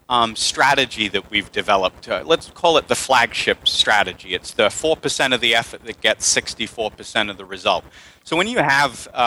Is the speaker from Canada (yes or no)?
no; England, United Kingdom; also born or lived in United States; now in Panama; Uh, I am English, but I've lived in the States for half my life, and now I'm in Latin America, Panama, so you might hear me blurt out some Spanglish here as well.